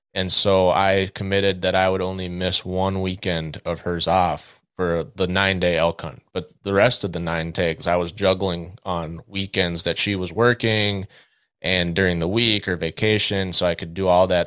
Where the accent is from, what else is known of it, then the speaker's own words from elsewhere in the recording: West Central Minnesota, United States; now in Twin Cities, United States; I grew up in West Central Minnesota